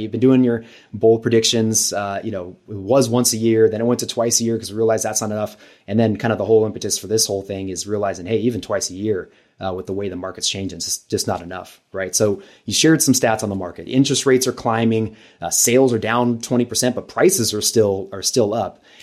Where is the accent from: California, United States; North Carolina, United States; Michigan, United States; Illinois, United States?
California, United States; Los Angeles; moved away as an adult; now in San Diego, United States; I'm from Los Angeles originally